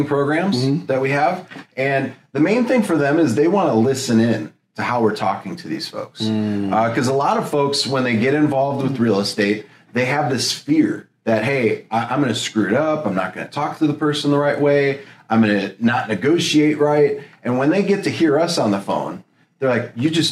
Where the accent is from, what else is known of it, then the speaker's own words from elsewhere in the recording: Elgin, Illinois, United States; moved away; back where I grew up in Elgin, Illinois